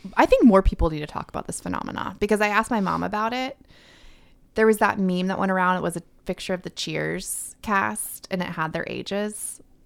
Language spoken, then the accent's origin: English; Tampa, Florida, United States; now in Nashville, United States; I was born in Florida